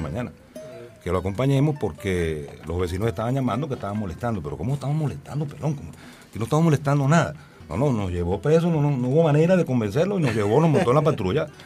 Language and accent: Spanish; Cumanacoa, Sucre, Venezuela; la Plaza Bolívar allá en Cumanacoa, en mi pueblo